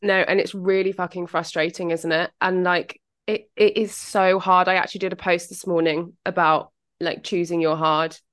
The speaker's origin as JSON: {"language": "English", "country": "United Kingdom", "accent": "British", "said": "my British accent"}